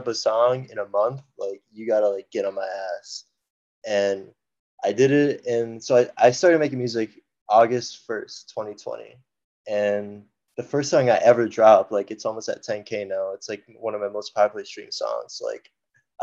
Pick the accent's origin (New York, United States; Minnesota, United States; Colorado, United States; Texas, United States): Minnesota, United States; Minneapolis; I'm from Minneapolis, Minnesota